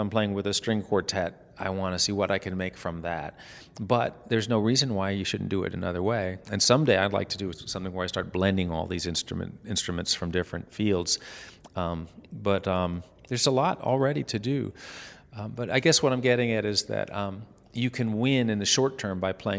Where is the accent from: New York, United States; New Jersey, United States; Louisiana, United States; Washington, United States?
New York, United States; New York City; now in Tennessee, United States; I'm from New York City